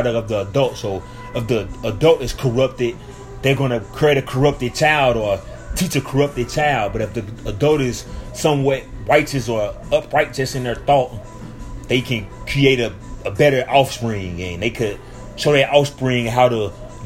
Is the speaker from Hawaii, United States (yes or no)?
no; St. Louis, Missouri, United States; moved away; my hometown in St. Louis